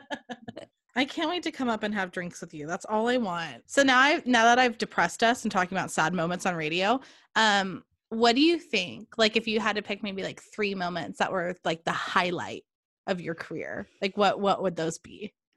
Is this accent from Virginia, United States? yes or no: no; California, United States; moved away; also born or lived in Oregon; I am some girl from California